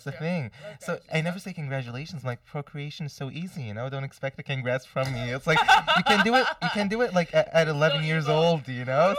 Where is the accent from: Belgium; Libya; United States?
Libya; now in Canada; growing up in Libya